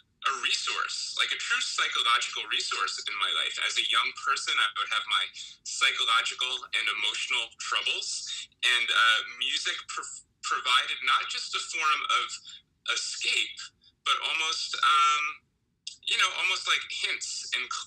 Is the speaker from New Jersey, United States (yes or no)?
yes; New Jersey, United States; I grew up in New Jersey